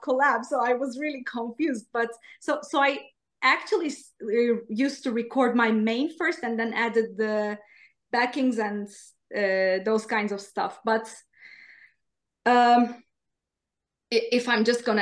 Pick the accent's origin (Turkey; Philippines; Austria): Turkey; English is a second language; now in Sweden; I'm from Turkey